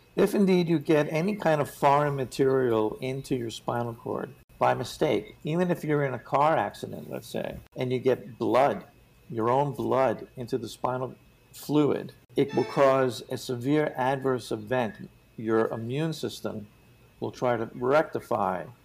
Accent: New York, United States; I'm I'm from New York

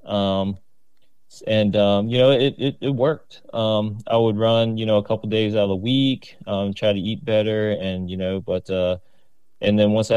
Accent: Richmond, Virginia, United States; moved away as an adult; now in Virginia Beach, United States; I'm originally from Richmond, Virginia. Shout out to the 804

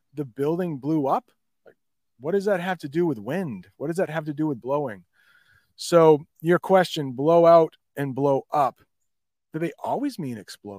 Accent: Bangladesh; first language bn; English is a second language; As I mentioned before, I'm from Bangladesh, where people used to speak Bengal.

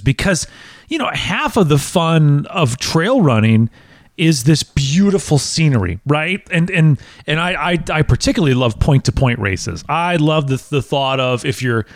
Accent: Wisconsin, United States; now in Tennessee, United States; growing up in Wisconsin and calling Tennessee my home for the last 15 years

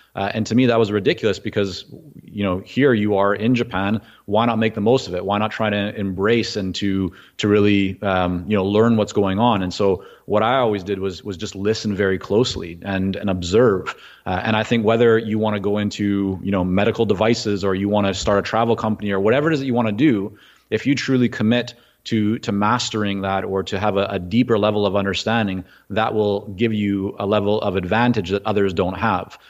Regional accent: Vancouver, British Columbia, Canada; English is a second language; also born or lived in Toronto, Canada / Israel; at about six and a half, I landed in Vancouver, didn't speak English

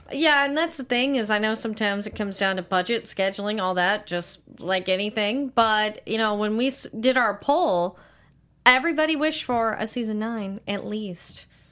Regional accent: Tyler, Texas, United States; I'm from Tyler.

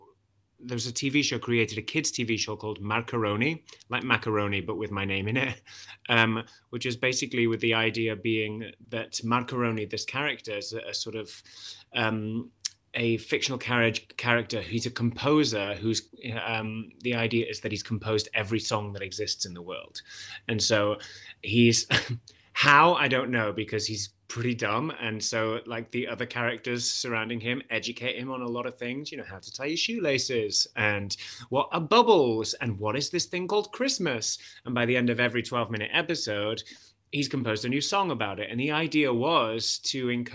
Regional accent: Wales, United Kingdom; accent: Welsh; If I was to speak with a Welsh accent, it would be much more melodic and kind of really over-articulated like this. The consonants are really overpronounced. And so I've never really had that strong a Welsh accent.

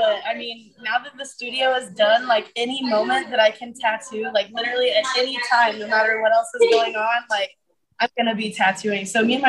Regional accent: Willis, Texas, United States; I'm like from Willis, like an hour north of Houston in the middle of nowhere. So I was raised like riding pigs and like horses that weren't mine

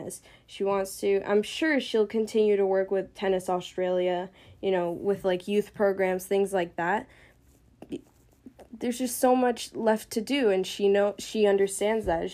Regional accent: United States; as Americans

